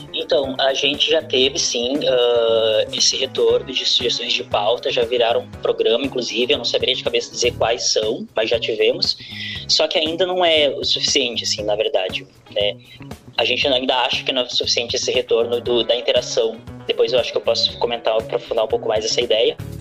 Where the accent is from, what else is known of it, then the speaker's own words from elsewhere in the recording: Porto Alegre, Rio Grande do Sul, Brazil; Eu sou da Lomba do Pinheiro